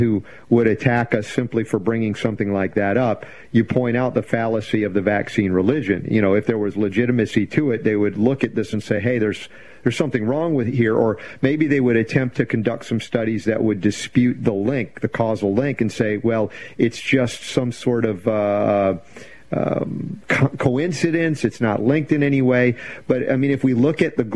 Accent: the South, United States; also born or lived in the North (US); I grew up a lot of my years in the South, even though I was born in the North. I learned to become a Southerner.

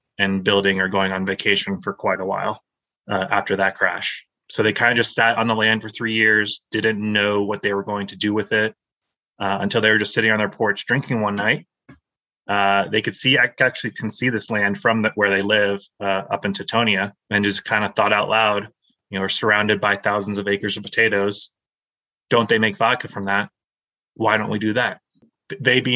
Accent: Florida, United States; moved away as an adult; also born or lived in Tampa, Florida; now in Idaho, United States; I moved from Tampa, Florida, born and raised in Florida.

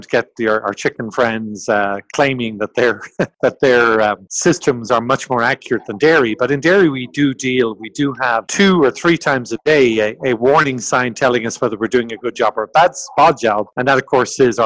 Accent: Ireland; moved away as an adult; also born or lived in France / Brazil / Italy; I grew up, as you can tell from my accent, in Ireland

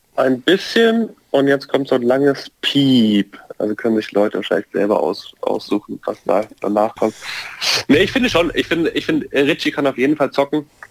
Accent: Bayreuth, Bavaria, Germany; accent: Franconian; weil ich aus der fränkischen Seite von Bayern komme. Ich komme aus Bayreuth

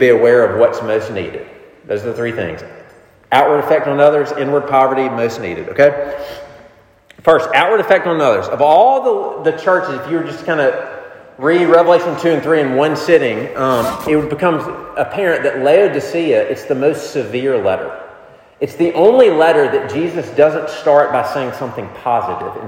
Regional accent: the South, United States; Growing up in the South where I did

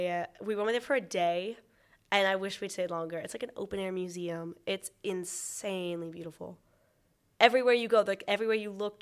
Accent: United States; now in York, United Kingdom

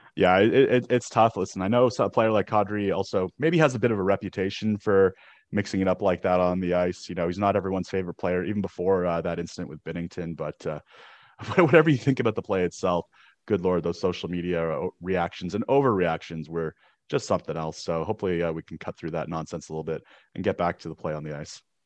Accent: Canada; I played ice hockey growing up in Canada

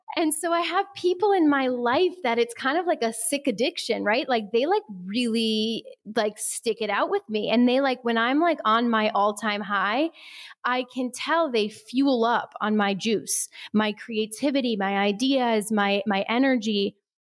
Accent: Midwest, United States; we're both from the Midwest

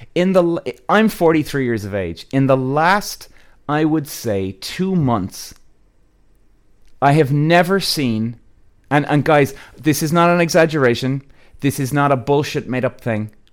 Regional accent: Ireland; I'm Irish

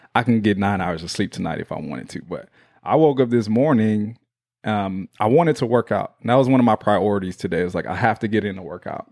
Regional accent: Houston, Texas, United States; that's my hometown

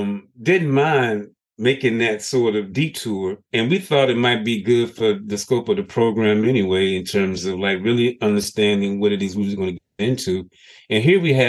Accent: Birmingham, Alabama, United States; I'm from Birmingham

